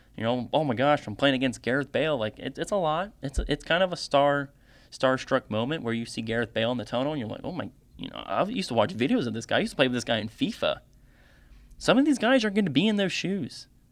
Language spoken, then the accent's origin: English; United States; I'm from the United States